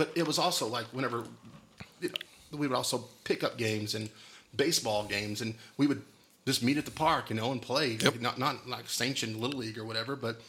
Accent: Wolfforth, Texas, United States; we grew up out in Wolferth

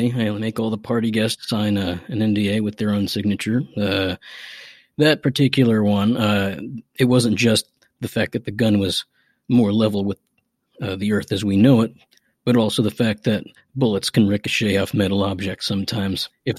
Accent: McDowell, Virginia, United States; As it is, my hometown, McDowell, Virginia, it's a historical Civil War battle site. So naturally, I do come from a long line of gun toters and outlaws and sharpshooters and what have you.

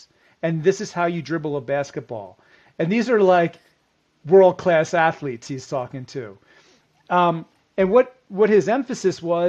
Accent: Philadelphia, Pennsylvania, United States; I'm from the Philadelphia area. And as a kid growing up, I used to watch Terrell Owens

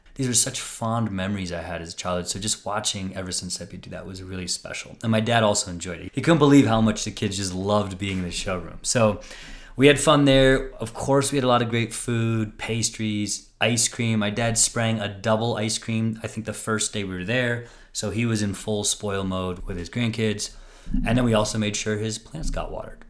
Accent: St. Louis, Missouri, United States; Ryan and I grew up in St. Louis.

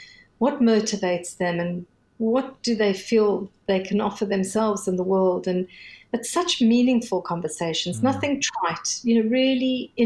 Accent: South Africa; I'm South African

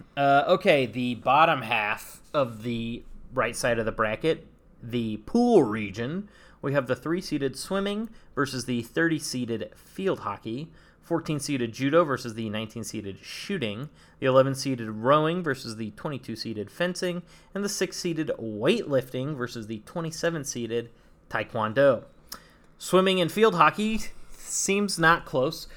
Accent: Saratoga, California, United States; I'm from, I'm from Saratoga, California.

